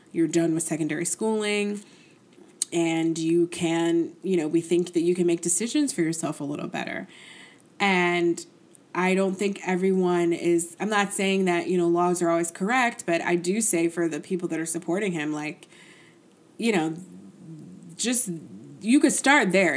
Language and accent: English; New York, United States; As a New Yorker